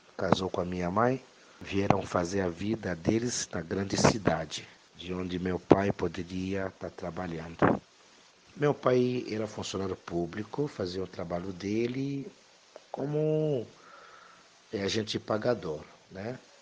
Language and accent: Portuguese; DR Congo; Portuguese is a second language; moved away as an adult; also born or lived in Bahia, Brazil; now in São Paulo, Brazil; O sotaque mesmo não se esqueça, porque eu vim da África, o meu país é Congo, República Democrática do Congo. Então, cheguei aqui no Brasil grande já